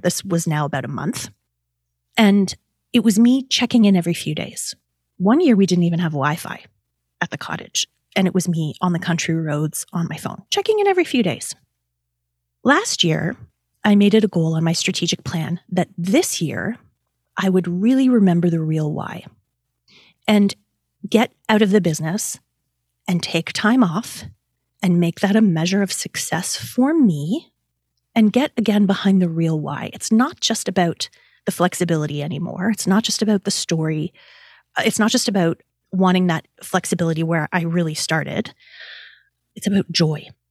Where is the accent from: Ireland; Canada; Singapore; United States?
Canada; As a Canadian